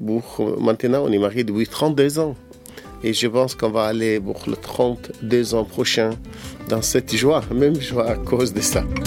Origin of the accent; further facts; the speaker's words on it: Egypt; j'ai grandi dans, sur une île, dans les en Égypte, dans une famille copte traditionnelle